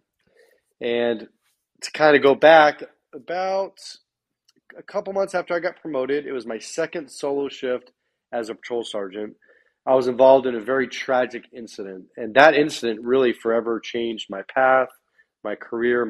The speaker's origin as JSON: {"language": "English", "area": "Bay Area", "region": "Northern California", "country": "United States", "also_born_or_lived": "Sacramento, California", "moved": "as an adult", "said": "I'm originally from the Bay Area in Northern California. I've actually lived all over the world."}